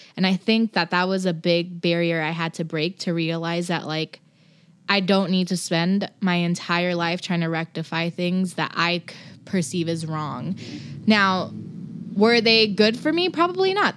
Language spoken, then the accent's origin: English; Los Angeles, California, United States; also born or lived in New Jersey; now in Portland, United States; I'm from Los Angeles